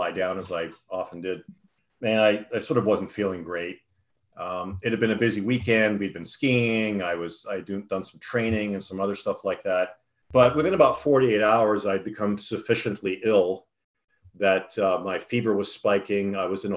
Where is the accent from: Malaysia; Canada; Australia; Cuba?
Canada; Toronto, Ontario; I grew up in Toronto.